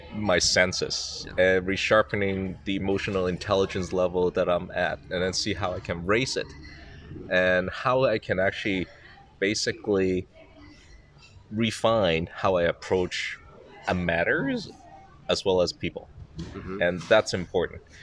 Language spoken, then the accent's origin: English; Macau; now in Shanghai, China; I was born in Macau. Now I'm actually living in Shanghai.